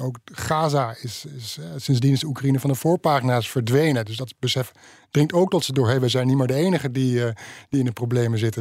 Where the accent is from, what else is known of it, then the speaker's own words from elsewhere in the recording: Netherlands; dan vragen ze waar kom je vandaan? Dan zeg je Nederland